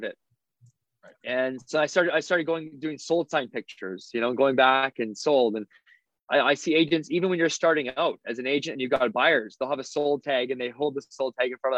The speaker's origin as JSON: {"language": "English", "town": "Souris", "region": "Manitoba", "country": "Canada", "tie": "born or raised there", "said": "I went back to my hometown, Souris, for a social"}